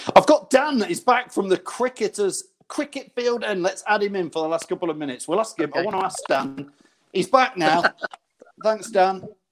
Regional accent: Loughborough, East Midlands, United Kingdom; I'm from Loughborough area

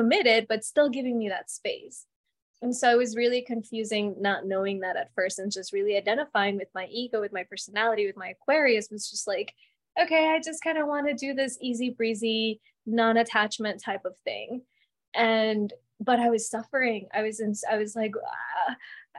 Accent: Colombia; moved away; I was born in Colombia, so my family has very different way of looking at relationships.

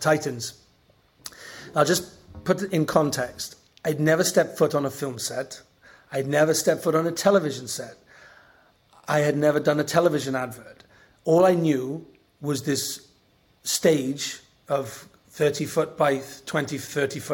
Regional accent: Welsh, Wales, United Kingdom; I'm Welsh.

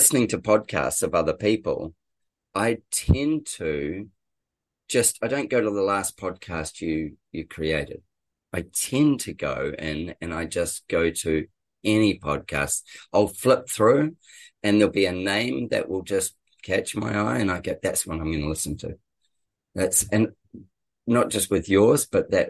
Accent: New Zealand; moved away as an adult; also born or lived in England / Brisbane; now in Sunshine Coast, Australia; we're both Kiwis, actually. We're both New Zealanders, and we'd known each other in New Zealand

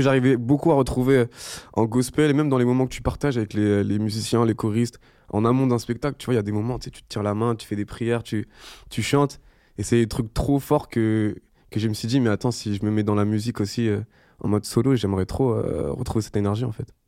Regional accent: Madagascar; je fais jeune parce que je suis malgache

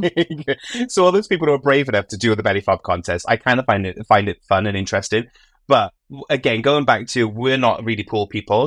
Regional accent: United Kingdom; I'm British

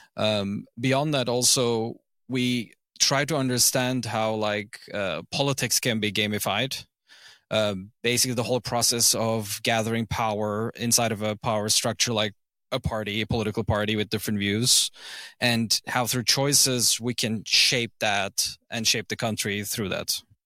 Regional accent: Izmir, Turkey; first language English, German and Turkish; I grew up in Izmir, like, a city in western Turkey

